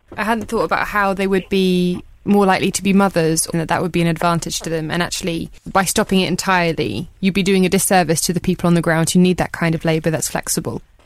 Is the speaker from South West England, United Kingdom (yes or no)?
no; Brighton, South East England, United Kingdom; I'm from Brighton